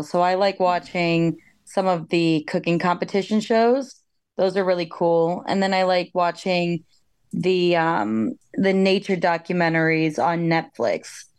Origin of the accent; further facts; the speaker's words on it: South Florida, United States; now in Brooklyn, United States; I'm also from South Florida. I'm 2 years older than Lena, so I'm the big sister. I currently live in Brooklyn, New York.